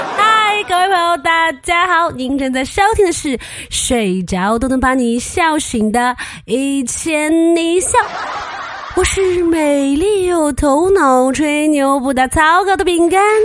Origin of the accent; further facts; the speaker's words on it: Chengdu, Sichuan, China; 我本来就是陈都的，咱们方言都是统一的